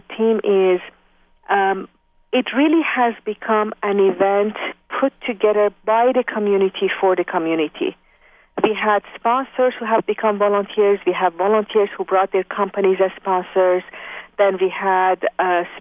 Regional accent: Iran; moved away as an adult; also born or lived in France / Japan; now in Bay Area, United States; I was born in Iran, in university, studying mechanical engineering when the revolution started.

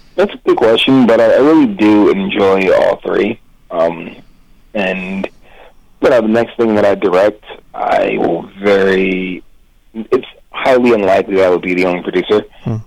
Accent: Philadelphia, Pennsylvania, United States; as a kid growing up in Philly

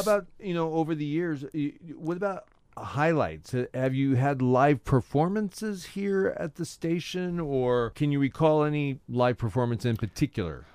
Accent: Orange, California, United States; I grew up in Orange

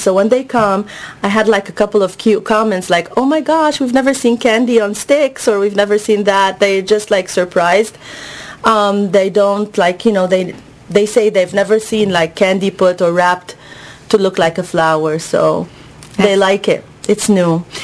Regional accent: Egypt; moved away; I'm from Egypt originally.

